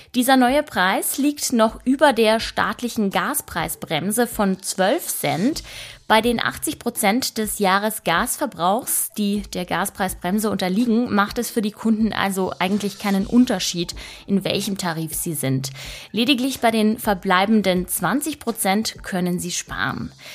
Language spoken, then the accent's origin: German; Italy; now in Germany; Ich komme ja selbst aus Italien